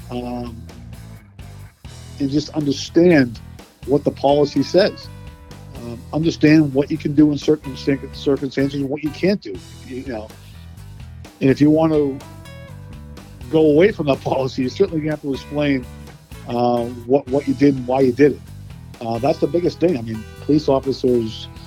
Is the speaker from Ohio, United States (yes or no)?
no; Boston, Massachusetts, United States; Uh, Boston, Massachusetts